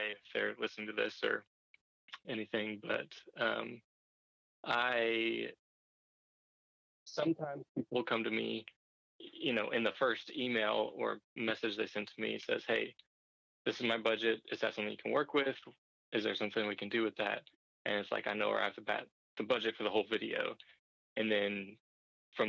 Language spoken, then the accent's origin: English; Murfreesboro, Tennessee, United States; also born or lived in Nashville; I'm from Nashville. I'm from Murfreesboro